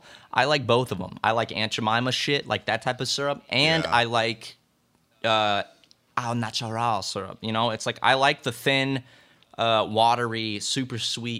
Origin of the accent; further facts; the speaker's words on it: South Carolina, United States; I grew up more saying syrup. I'm from South Carolina. South Carolina, they say syrup